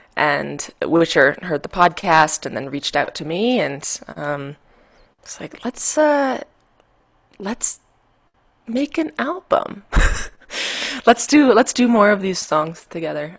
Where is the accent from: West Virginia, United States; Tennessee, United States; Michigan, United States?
Michigan, United States; now in Denver, United States; I'm from Michigan originally